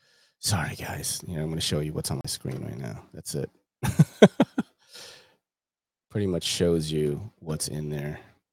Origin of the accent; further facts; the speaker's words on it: California, United States; I grew up in SoCal. I've worked at a lot of clinics there.